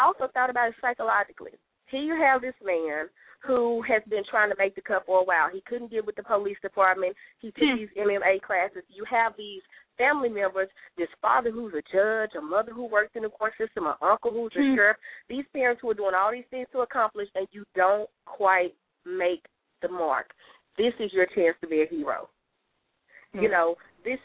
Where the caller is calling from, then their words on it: Louisiana, United States; I'm calling from Louisiana